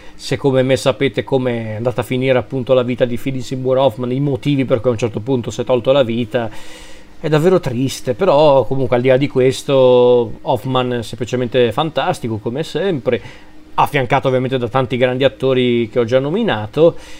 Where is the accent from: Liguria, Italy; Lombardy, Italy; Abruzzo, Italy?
Lombardy, Italy; sono lombardo